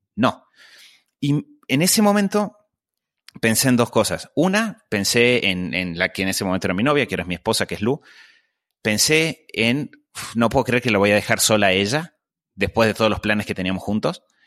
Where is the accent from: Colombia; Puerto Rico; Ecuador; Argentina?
Argentina; Yo eh, crecí eh, en Argentina